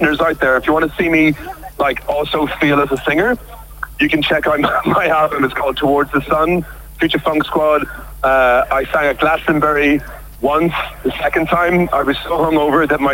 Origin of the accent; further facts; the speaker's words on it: Ireland; I'm from Ireland